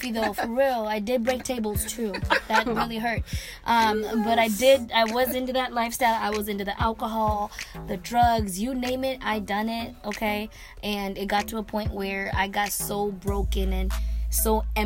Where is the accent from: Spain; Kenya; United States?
Kenya; Kenyan. That's why they be making fun of my accent all the time